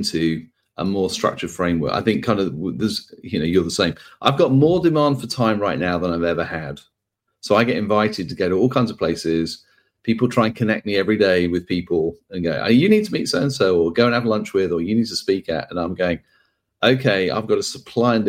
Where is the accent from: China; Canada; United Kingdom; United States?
United Kingdom; accent: British; my British accent